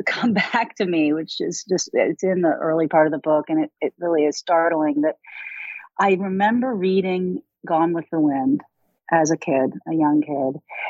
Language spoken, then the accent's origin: English; Louisville, Kentucky, United States; moved away as an adult; I grew up in Louisville. I grew up just a few miles from Churchill Downs racetrack